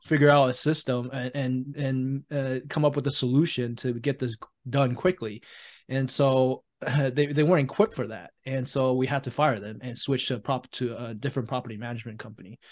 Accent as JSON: {"language": "English", "country": "Taiwan", "tie": "born or raised there", "moved": "yes", "said": "I was born and raised in Taiwan"}